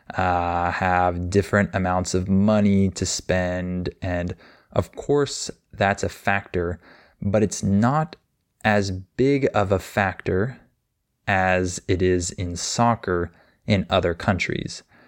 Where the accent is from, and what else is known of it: United States